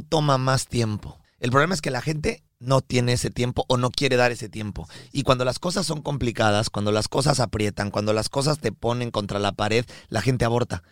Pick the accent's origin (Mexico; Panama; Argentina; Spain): Mexico; somos mexicanos de nacimiento y colombianos de corazón